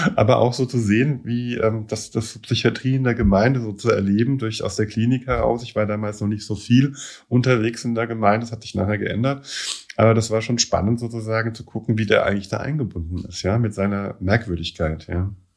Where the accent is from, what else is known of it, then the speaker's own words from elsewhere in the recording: Germany; also born or lived in Scotland; Ich als, als Deutscher hier, zweiter Dienst in Schottland